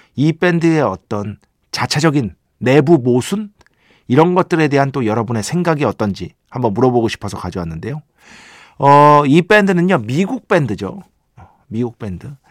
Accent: Seoul, South Korea; 제가 중학교 때까지 이제 용산구에 살았잖아요. 중학교 때까지

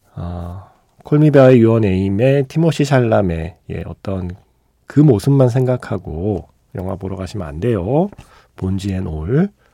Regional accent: Seoul, South Korea; 제가 강남에서 학교를 다녔기 때문에

